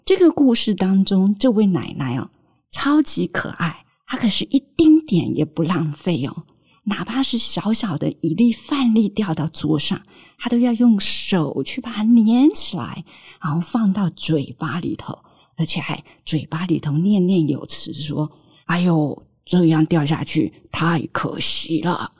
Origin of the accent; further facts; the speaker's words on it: Taiwan; 我们生在台湾还算是比较幸福